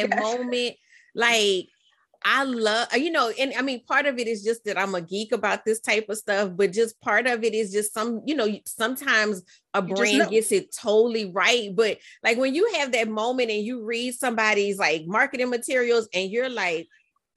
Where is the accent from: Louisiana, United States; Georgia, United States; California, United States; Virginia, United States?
Louisiana, United States; New Orleans; we're both from New Orleans.